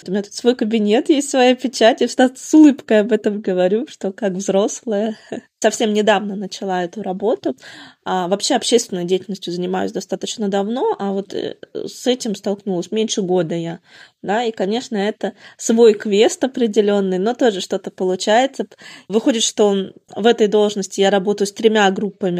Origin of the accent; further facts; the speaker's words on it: Murmansk, Murmansk Oblast, Russia; now in Mikhaylov, Russia; Родом я вообще из Заполярного Мурманска. Потом шесть лет жила в Орловской